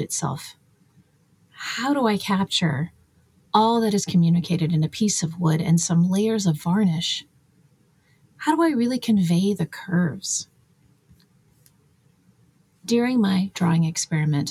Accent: United States; as an American

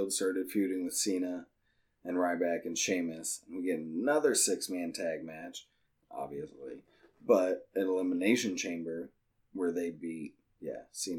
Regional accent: Ohio, United States; I'm from Ohio and it's Dalton.

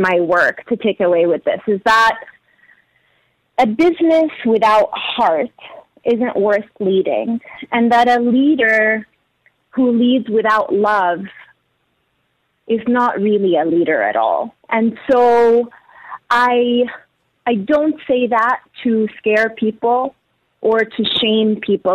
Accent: Abu Dhabi, United Arab Emirates; moved away; also born or lived in Danbury, Connecticut / Egypt (heritage); I was born and raised in Abu Dhabi

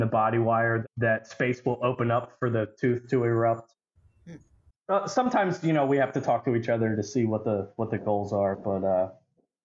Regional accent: Perkasie, Pennsylvania, United States; I'm from Perkasie, Pennsylvania

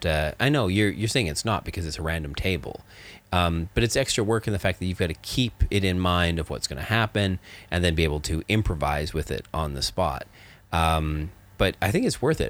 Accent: Canada; I grew up in Canada where there was lots of snow

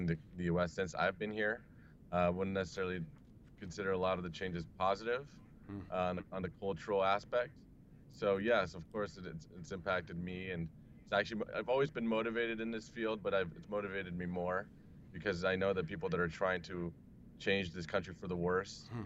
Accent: Brazil; now in United States; I am from Brazil originally, I've been living in the U.S. for about 15 years now.

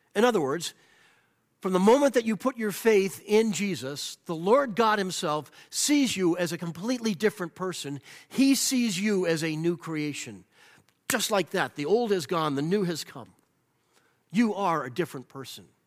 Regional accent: United States; I am an American because this is where I was born in the land where I love

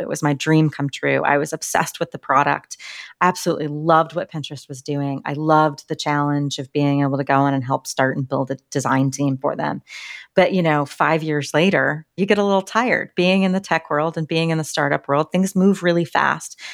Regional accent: Littleton, Colorado, United States; also born or lived in Washington, D.C.; I grew up in Littleton, Colorado

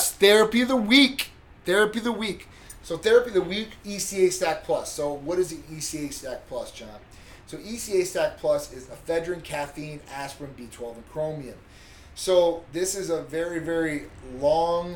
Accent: Midwest, United States; moved away as an adult; now in Florida, United States

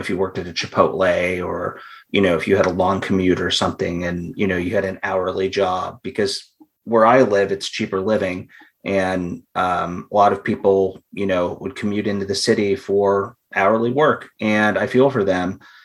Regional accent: Ohio, United States; moved away; I'm from Ohio, so I'm used to a lot of snow. I mean, where I grew up, the cities had their own like snowplow departments

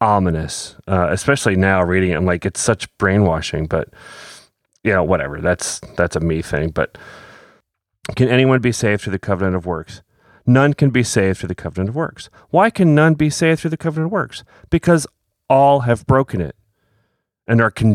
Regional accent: Philadelphia, Pennsylvania, United States; now in Kansas, United States; I grew up in Philly

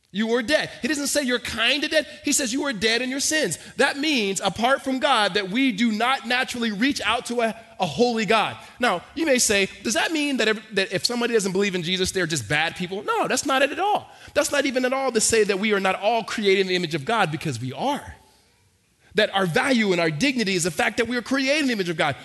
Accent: Los Angeles, California, United States; moved away; also born or lived in Hattiesburg, Mississippi / Arizona; we moved from um, Mississippi to Los Angeles, we were in the inner city, and from the inner city, we moved to the suburbs.

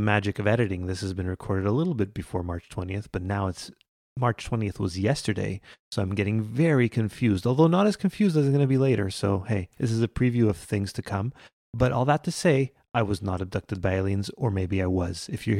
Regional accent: Quebec, Canada; Unlike us, who are not delightful Canadians. We're just we're from Quebec.

